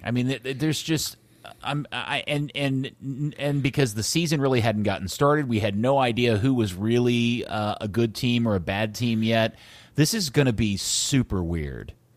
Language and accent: English; United States; I'm just an American